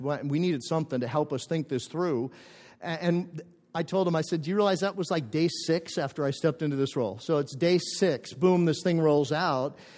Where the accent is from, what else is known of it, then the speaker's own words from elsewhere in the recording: northern Minnesota, United States; moved away; I grew up in a, in a small town in northern Minnesota, about 50 miles from the Canadian border